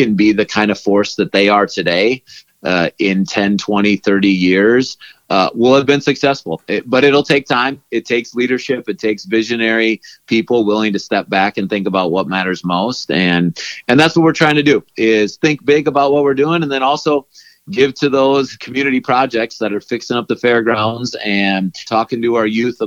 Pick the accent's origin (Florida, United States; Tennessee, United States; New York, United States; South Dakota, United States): South Dakota, United States; Parkston; growing up in Parkston, South Dakota, growing up on Main Street in town